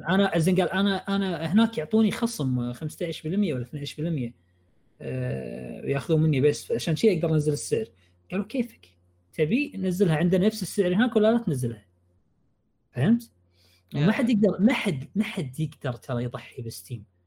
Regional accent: Kuwait; انا كويتي

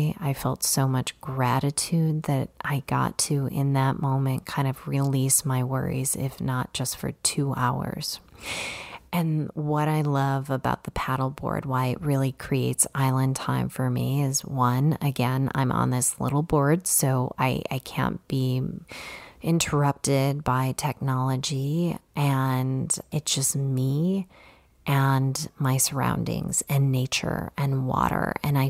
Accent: Chicago, Illinois, United States; You know, I grew up in the city. I grew up in Chicago, so I was not a paddleboarder.

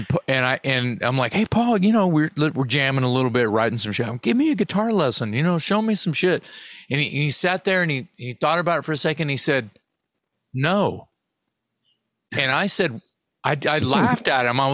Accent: Texas, United States; being a Texan, that's kind of in my blood

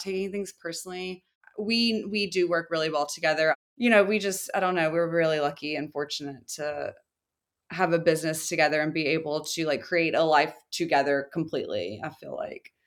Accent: the South, United States; moved away; I'm from the South. My entire family owns their own businesses. It's just a small town, and that's more of a mentality where I'm from

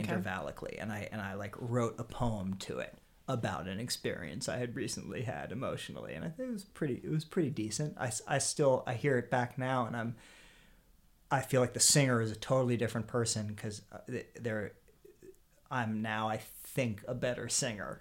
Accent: Harrisburg, Pennsylvania, United States; now in Brooklyn, United States; I grew up in Harrisburg, Pennsylvania

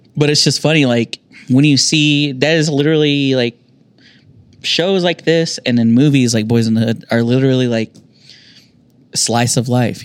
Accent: United States; I grew up down on the South Side

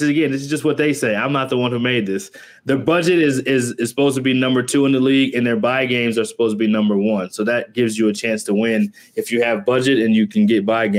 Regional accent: Texas, United States; I'm from Texas

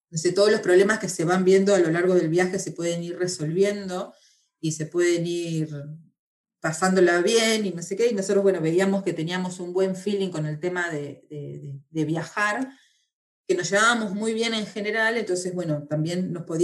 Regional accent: Argentina; moved away as an adult; now in Spain; me vine no hace poco, sino que hace 15 años que estoy en España, si bien no se nota

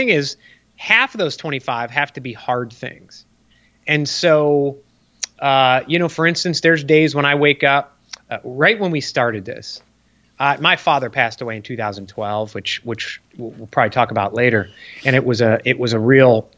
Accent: Chicago, Illinois, United States; now in Charleston, United States; I grew up in Chicago.

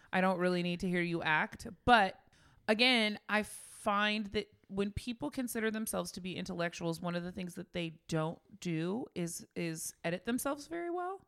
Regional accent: Bay Area, California, United States; we grew up in the Bay Area

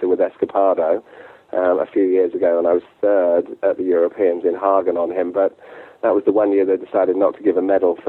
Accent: Sark, Guernsey; now in Gloucestershire, United Kingdom; I'm actually from the Channel Islands, a very small island called Sark, which actually has no cars on it, just 600 people live there, so I was brought up there, and moved to England about 25 years ago

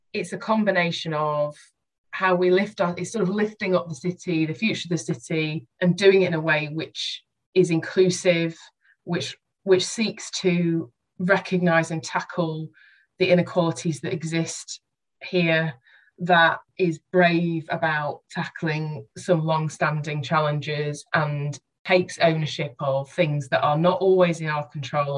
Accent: Doncaster, Yorkshire and the Humber, United Kingdom; moved away; also born or lived in Halifax; I grew up in Doncaster.

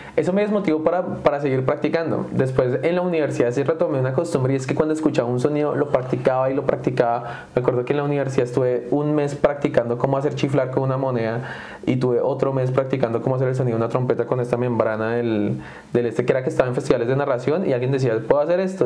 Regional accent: Sogamoso, Boyacá, Colombia; moved away; also born or lived in Valle de Tenza, Colombia; me voy a un pueblito un poco más grande, igual sigue siendo pequeño, que se llama Sogamoso

